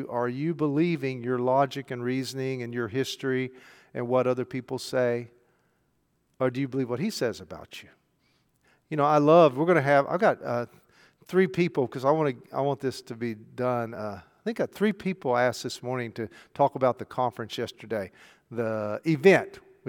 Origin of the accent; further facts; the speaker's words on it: Arkansas, United States; So we're both from South Arkansas. Can y'all tell?